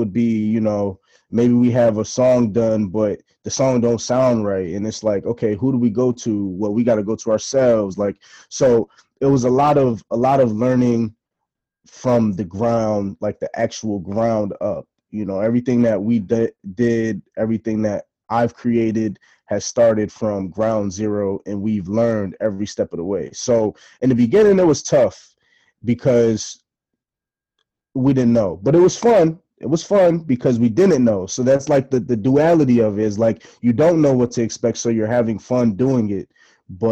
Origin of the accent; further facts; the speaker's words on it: Bristol, Connecticut, United States; also born or lived in Boston; I'm from Bristol